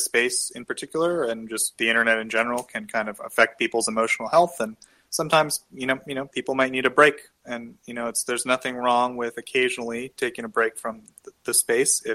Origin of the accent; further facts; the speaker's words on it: United States; as an American